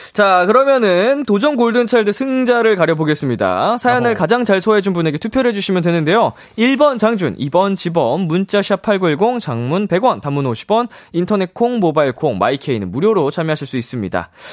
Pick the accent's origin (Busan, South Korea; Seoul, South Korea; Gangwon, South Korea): Seoul, South Korea; 저도 서울 사람으로서